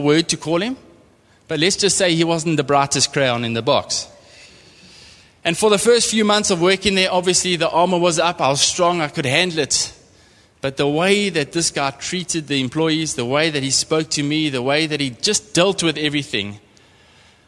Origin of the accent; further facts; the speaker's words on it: East London, Eastern Cape, South Africa; also born or lived in Port Elizabeth / Transkei; I'm from the Eastern Cape, grew up in East London, moved to Port Elizabeth to go and study